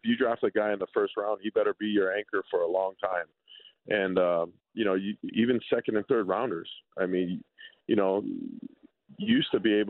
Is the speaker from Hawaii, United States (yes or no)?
yes; Hawaii, United States; growing up, we grew up together in Hawaii and we trained together.